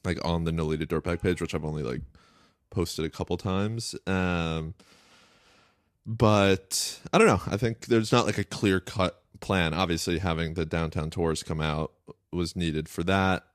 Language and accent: English; Westchester, New York, United States; I grew up in Westchester.